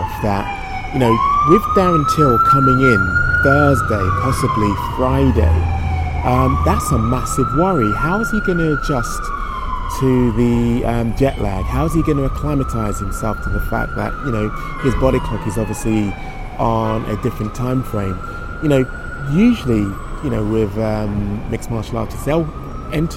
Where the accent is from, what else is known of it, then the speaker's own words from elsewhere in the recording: United Kingdom; as a Brit